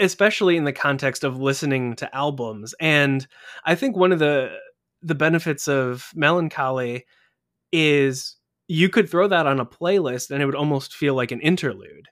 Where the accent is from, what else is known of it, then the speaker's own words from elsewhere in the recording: Durham, North Carolina, United States; we're both from Durham, except I'm from the one in North Carolina